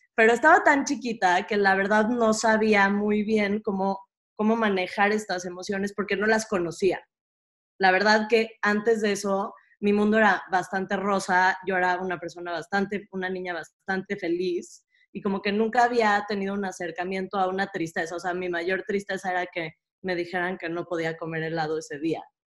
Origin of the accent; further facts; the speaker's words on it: Mexico City, Mexico; yo nací en la Ciudad de México, este, en una comunidad bastante chica y bastante cerrada, con una mentalidad muy cerrada. Natalia y yo las dos crecimos en la misma comunidad